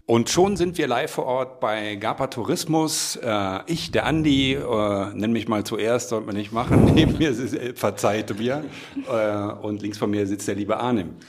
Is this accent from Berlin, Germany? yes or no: no; Merzig, Saarland, Germany; ich aus Merzig ursprünglich. Das liegt zwölf Kilometer auseinander